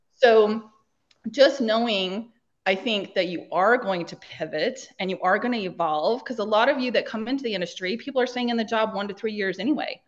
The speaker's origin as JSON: {"language": "English", "region": "Idaho", "country": "United States", "also_born_or_lived": "Los Angeles", "moved": "as an adult", "said": "I am from small town Idaho. One stoplight, four thousand people"}